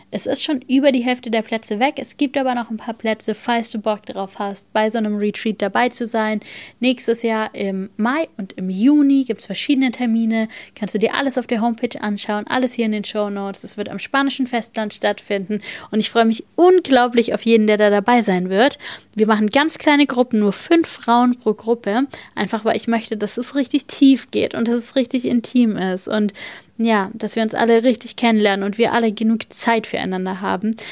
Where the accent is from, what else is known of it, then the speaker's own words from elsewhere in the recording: Bavaria, Germany; moved away; bei uns in Bayern